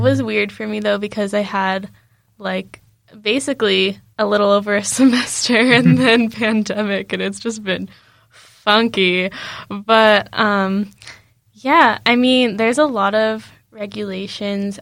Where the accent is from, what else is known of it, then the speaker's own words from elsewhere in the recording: United States; moved away; I was just like from the States